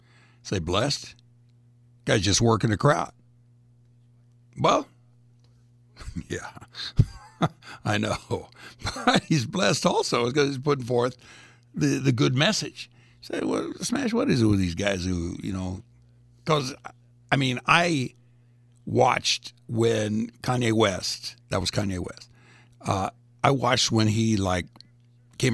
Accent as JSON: {"language": "English", "country": "Greece", "tie": "born or raised there", "moved": "yes", "said": "I was born in Greece."}